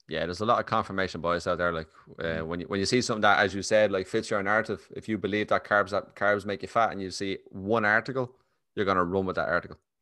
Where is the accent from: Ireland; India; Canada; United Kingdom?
Ireland; accent: Irish; a proper Irish accent and you talk fairly quickly, like